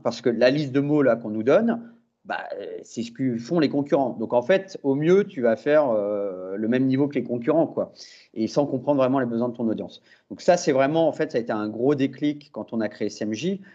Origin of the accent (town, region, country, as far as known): France